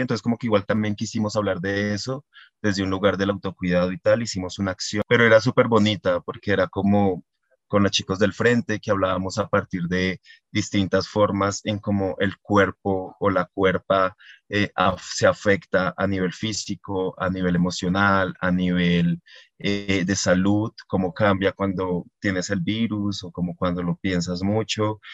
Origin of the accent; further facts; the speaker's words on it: Barbosa, Santander, Colombia; now in Bogotá, Colombia; yo soy de Barbosa, Santander, un pueblo al sur de Santander